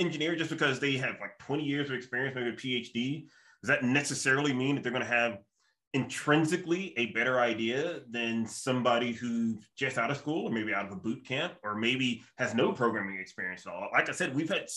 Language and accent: English; the South, United States; moved away; like me as a Southerner